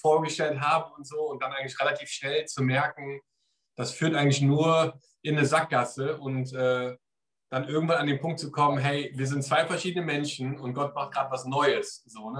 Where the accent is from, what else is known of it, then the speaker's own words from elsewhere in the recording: Germany; now in England; ich komme aus Deutschland